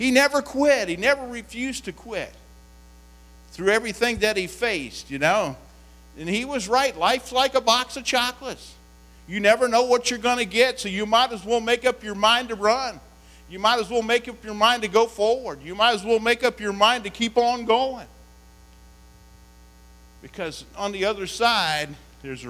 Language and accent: English; West Virginia, United States; I come from West Virginia